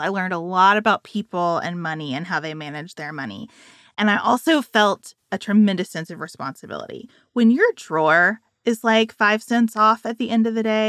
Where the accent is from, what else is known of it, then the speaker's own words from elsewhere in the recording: Island, Kentucky, United States; my hometown